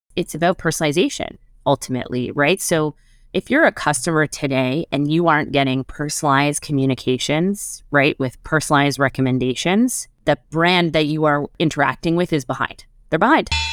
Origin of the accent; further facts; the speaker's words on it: Montreal, Quebec, Canada; moved away as an adult; now in Toronto, Canada; I grew up in Montreal.